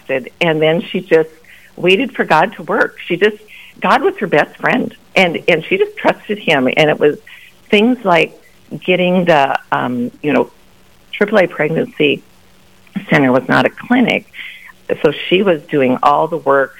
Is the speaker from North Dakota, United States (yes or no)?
yes; Grand Forks and Fargo, North Dakota, United States; also born or lived in Sioux Falls, South Dakota; I grew up in Grand Forks in Fargo, moved here in my junior high year and graduated from Shanley